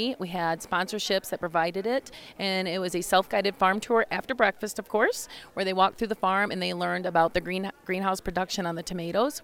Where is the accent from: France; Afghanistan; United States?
United States; Fulton County, Ohio; I'm from Fulton County, Ohio, Northwest Ohio, Fulton County Farm Bureau